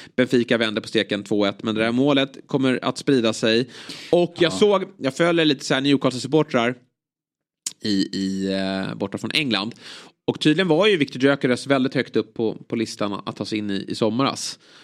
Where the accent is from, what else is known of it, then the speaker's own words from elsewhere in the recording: Sweden; som svensk